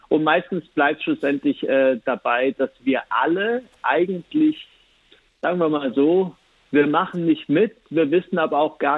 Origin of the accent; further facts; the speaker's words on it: Italy; wenn man denkt, dass ein großer Teil der Schweiz äh, eigentlich sogar Italienisch spricht und dann man als Italienerin so Probleme hat